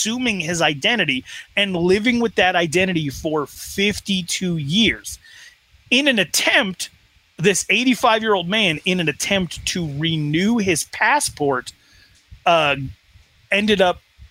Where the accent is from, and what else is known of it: Wyoming, United States; born or raised there